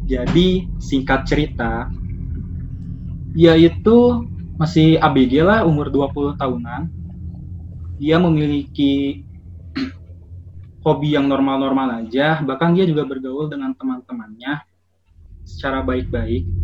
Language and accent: Indonesian; Bandung, West Java, Indonesia; Saya berasal dari Bandung dan saya sekarang seorang mahasiswa.